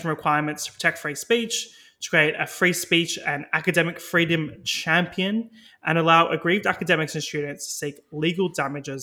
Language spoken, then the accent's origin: English; Australia; now in United Kingdom; as an Australian